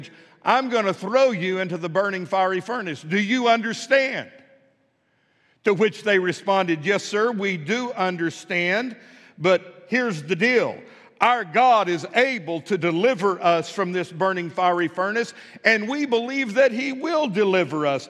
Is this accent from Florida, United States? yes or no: no; West Texas, United States; moved away as an adult; also born or lived in Pine Bluff, Arkansas; now in Fort Smith, United States; Where I was raised in West Texas